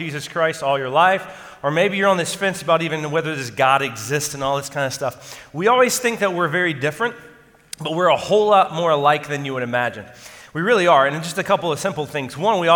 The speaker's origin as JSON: {"language": "English", "region": "the South", "country": "United States", "said": "I'm from the South"}